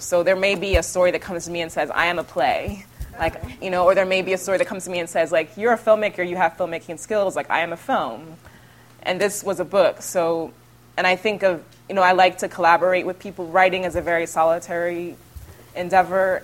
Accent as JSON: {"language": "English", "town": "Houston", "region": "Texas", "country": "United States", "tie": "born or raised there", "moved": "as an adult", "lives_now": "New York, United States", "said": "growing up in Houston, where you're, you're in the backseat of a car, experiencing the city"}